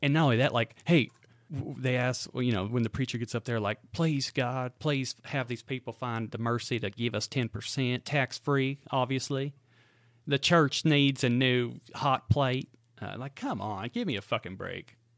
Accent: Great Bend, Kansas, United States; now in Spring Hill, United States; I am from central Kansas. In fact, uh, this town I lived in was in the exact center geographically of the state of Kansas. It's called Great Bend, Kansas.

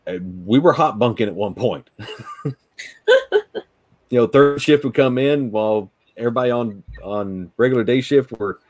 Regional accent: Southern West Virginia, United States; moved away; I grew up in Southern West Virginia

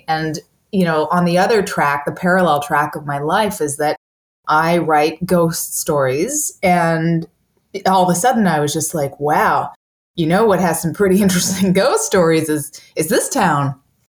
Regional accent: New York, United States; But there's another layer of when you're a New Yorker, you're like, because my hometown is New York.

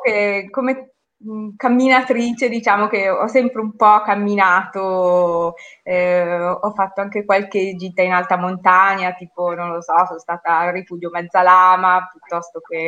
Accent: Pontecurone, Piedmont, Italy; moved away as an adult; now in Carbonara Scrivia, Italy; io sono originaria di Pontecurone

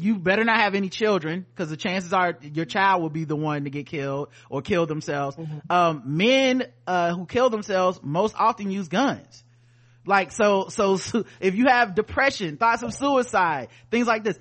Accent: United States; as an American

